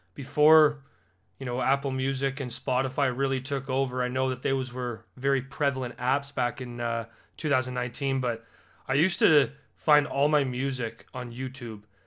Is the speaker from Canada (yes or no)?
yes; Alberta, Canada; as a Canadian